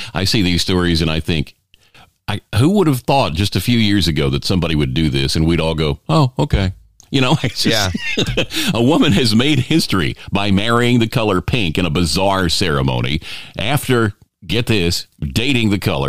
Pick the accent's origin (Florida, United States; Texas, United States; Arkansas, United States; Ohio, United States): Texas, United States; Houston; moved away as an adult; now in Los Angeles, United States; I sold my car, so I had enough money to leave my hometown of Houston, Texas, and head for the bright pink lights of Hollywood.